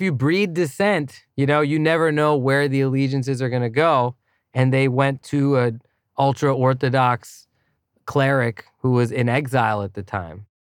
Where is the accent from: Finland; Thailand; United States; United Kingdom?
Thailand; moved away; as a kid growing up in Thailand